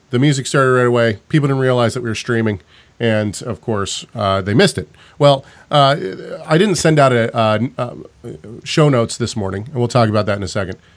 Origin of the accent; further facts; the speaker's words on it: Canada; Trust me, I'm a Canadian here.